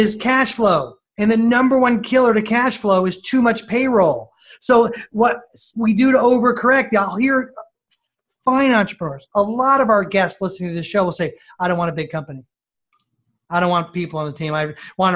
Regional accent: New York, United States; also born or lived in Northeast Ohio; now in Ohio, United States; I'm a New Yorker

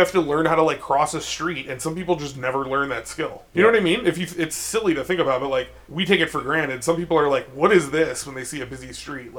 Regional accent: Chicago, Illinois, United States; I'm from Chicago.

